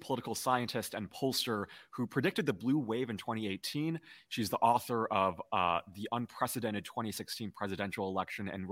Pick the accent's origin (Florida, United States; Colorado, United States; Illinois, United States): Illinois, United States; moved away as an adult; now in California, United States; my home state, Illinois. I'm currently in California for college.